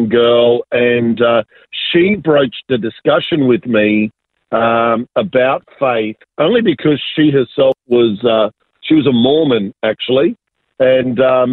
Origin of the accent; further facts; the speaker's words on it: Sydney, New South Wales, Australia; also born or lived in Argentina; I was born in Argentina, so I'm South American, but immigrated when I was very young and really grew up in southwest Sydney in a beautiful little suburb called Ingleburn. So that's where I grew up.